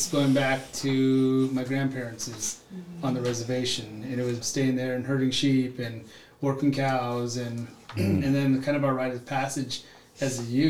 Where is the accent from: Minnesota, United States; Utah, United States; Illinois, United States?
Utah, United States; And so I grew up in Southern Utah. My dad worked for the mining industry, so we traveled a lot, but I was always back at the Four Corners, Monument Valley, my grandma's place